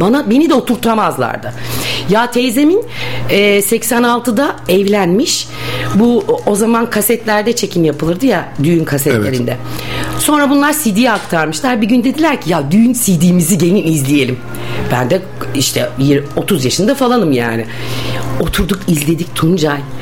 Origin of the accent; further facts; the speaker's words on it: Bursa, Turkey; Ben e, Bursalıyım. Bursa doğumluyum.